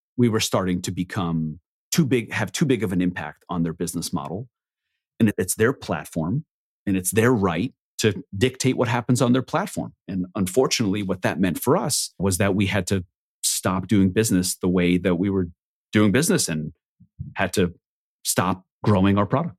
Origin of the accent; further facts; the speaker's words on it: Israel; I was born in Israel on a kibbutz, which is effectively a commune